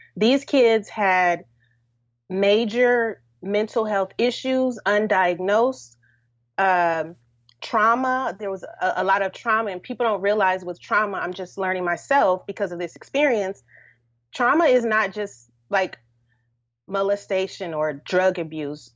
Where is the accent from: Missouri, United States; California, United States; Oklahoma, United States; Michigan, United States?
California, United States; Los Angeles; moved away; also born or lived in Washington, D.C.; I'm from California, Los Angeles